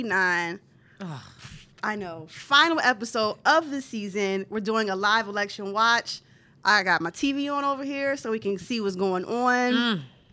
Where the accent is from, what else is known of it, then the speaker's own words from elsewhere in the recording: Illinois, United States; Yes, … here from Illinois and Chicagoland.